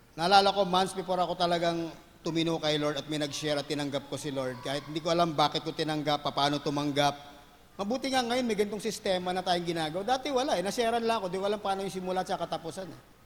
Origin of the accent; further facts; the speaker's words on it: Manila, Metro Manila, Philippines; I grew up in Manila.